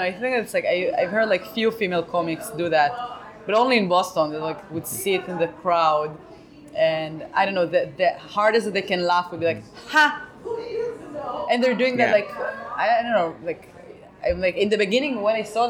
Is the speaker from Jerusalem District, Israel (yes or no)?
no; Tel Aviv, Tel Aviv District, Israel; For me, I felt like I came from Tel Aviv, and in Tel Aviv, it's like in Israel, it's everybody is very funny because everybody's Jewish.